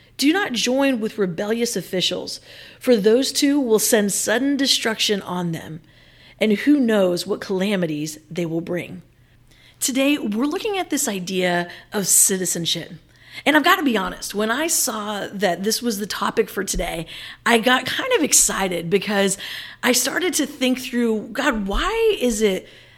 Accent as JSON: {"language": "English", "town": "Manila", "region": "Metro Manila", "country": "Philippines", "tie": "born or raised there", "said": "as I think about like my years growing up in Manila"}